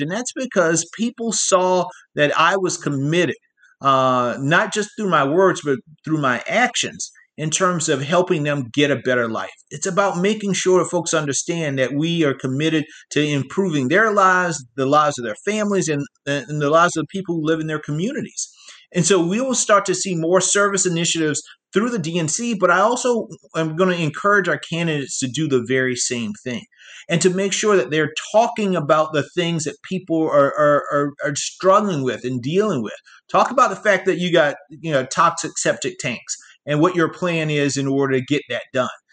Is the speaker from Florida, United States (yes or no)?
no; South Carolina, United States; born or raised there